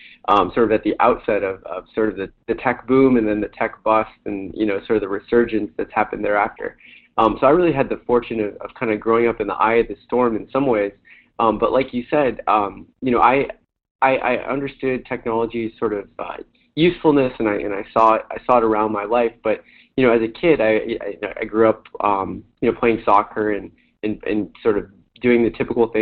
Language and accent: English; Bay Area and Silicon Valley, California, United States; growing up in the Bay Area and Silicon Valley